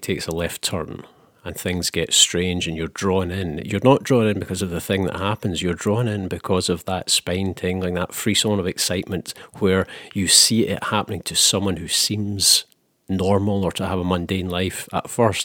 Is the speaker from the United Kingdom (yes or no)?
yes; Scotland, United Kingdom; I'm from Scotland